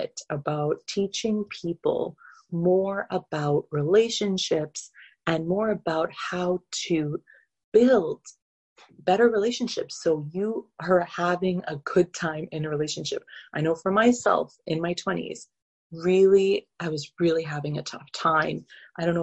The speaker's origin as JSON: {"language": "English", "town": "Calgary", "region": "Alberta", "country": "Canada", "tie": "born or raised there", "also_born_or_lived": "Middle East", "moved": "as an adult", "said": "I grew up in Canada, in Calgary, Alberta"}